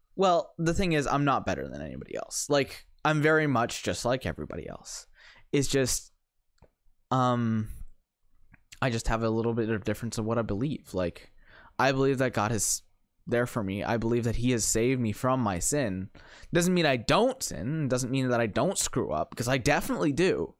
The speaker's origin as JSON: {"language": "English", "town": "St. Catharines", "region": "Ontario", "country": "Canada", "tie": "born or raised there", "said": "I grew up in Saint Catharines"}